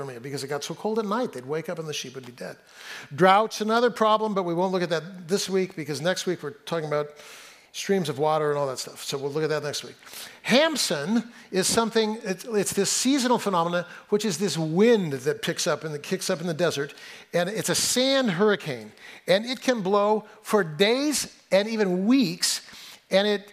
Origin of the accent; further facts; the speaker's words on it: Central Valley of California, United States; now in Seattle, United States; I didn't grow up here. I grew up in the Central Valley of California, and I can tell you I know hot.